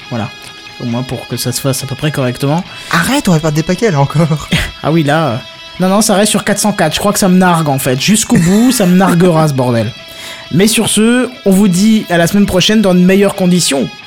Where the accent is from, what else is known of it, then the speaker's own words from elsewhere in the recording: Belgium; Je suis belge hein, une fois.